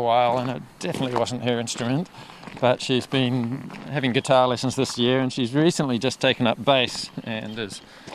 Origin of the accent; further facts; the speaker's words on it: Auckland, New Zealand; moved away; I grew up in Auckland